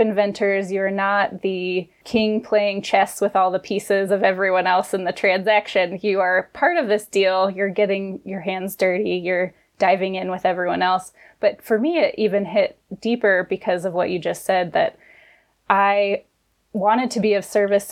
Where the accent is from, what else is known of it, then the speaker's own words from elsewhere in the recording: Colorado, United States; When I moved back from college to Colorado, which is my home state